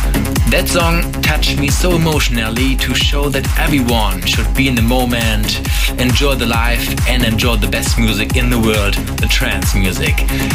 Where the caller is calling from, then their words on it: Hamburg, Germany; English is a second language; from Hamburg, Germany, and I request